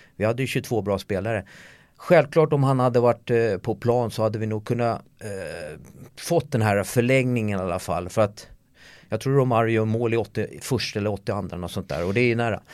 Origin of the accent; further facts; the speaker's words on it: Solna, Stockholm County, Sweden; moved away as an adult; jag är ju uppväxt i Solna